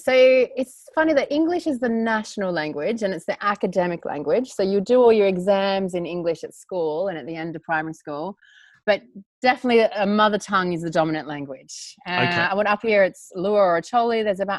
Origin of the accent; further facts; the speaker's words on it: Australia; moved away as an adult; also born or lived in London, United Kingdom; now in Uganda; I was living in London. So I am Australian, but I lived in London, like all Aussies like to do on your working holiday.